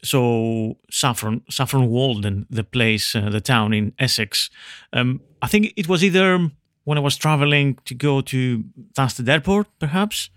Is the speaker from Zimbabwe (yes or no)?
no; Veria, Central Macedonia, Greece; English is a second language; moved away; I'm come from Greece, but the north Greece where I'm from, near, I'm from Veria